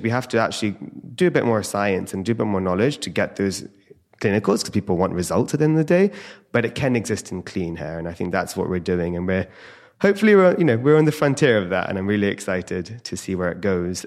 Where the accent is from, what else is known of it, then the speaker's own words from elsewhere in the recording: India; having Ayurvedic roots, being Indian